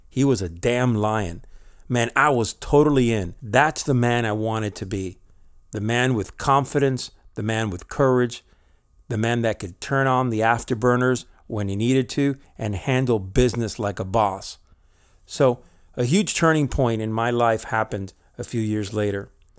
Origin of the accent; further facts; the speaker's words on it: Spain; also born or lived in Miami, United States; I was born in Miami, but for most of my childhood years, I lived in Spain.